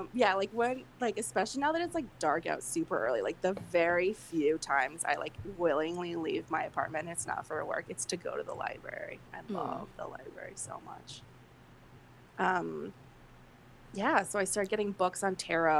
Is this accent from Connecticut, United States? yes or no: yes; Bridgeport, Connecticut, United States; it's in my hometown it's in Black Rock, which is in part of Bridgeport, Connecticut